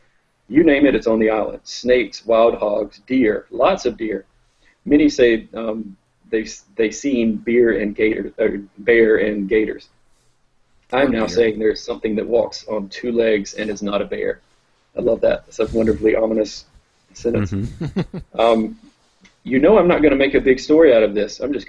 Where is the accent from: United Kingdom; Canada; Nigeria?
United Kingdom; England; I'm an English guy. I don't know.